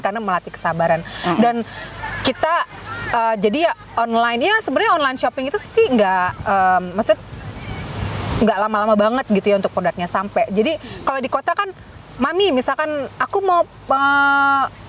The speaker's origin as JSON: {"language": "Indonesian", "region": "Jakarta", "country": "Indonesia", "tie": "born or raised there", "also_born_or_lived": "Onslow", "moved": "yes", "said": "aku lahir besar di Jakarta"}